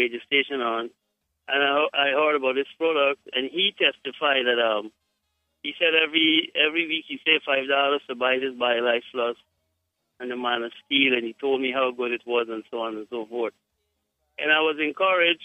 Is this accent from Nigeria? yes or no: no; Guyana; I am from Guyana, but I have, my wife is from Jamaica.